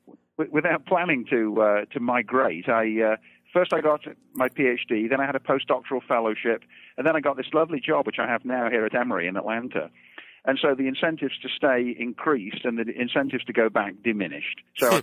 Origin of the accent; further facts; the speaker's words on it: Derby, East Midlands, United Kingdom; moved away as an adult; also born or lived in Birmingham; I was born and raised in England. I was born in the town of Birmingham and raised in Derby, which is nearby, right in the center of England.